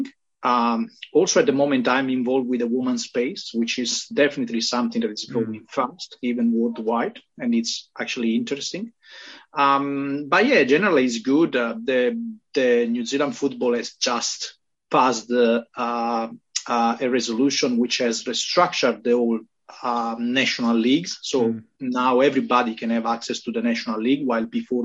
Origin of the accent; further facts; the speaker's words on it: Sardinia, Italy; English is a second language; moved away; also born or lived in Rome; I was living in Rome, even if I'm originally from Sardinia